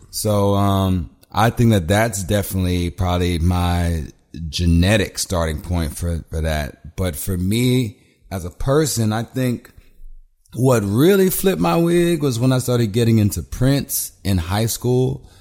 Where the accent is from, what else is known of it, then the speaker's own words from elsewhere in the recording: Houston, Texas, United States; moved away as an adult; also born or lived in Los Angeles / Mexico City; now in Brooklyn, United States; I grew up in Houston. I've lived in L A. I've lived in Brooklyn and I've lived in Mexico City